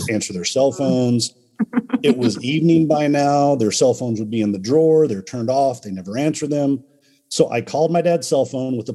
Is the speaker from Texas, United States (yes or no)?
yes; Dallas, Texas, United States; I was born in Dallas